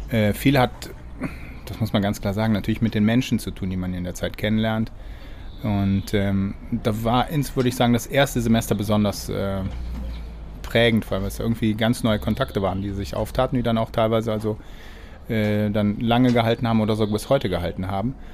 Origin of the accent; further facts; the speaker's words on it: Cologne, North Rhine-Westphalia, Germany; now in Israel; also ich fühle mich auch nach wie vor als Kölner. Also in Deutschland wäre ich auch immer in Köln geblieben.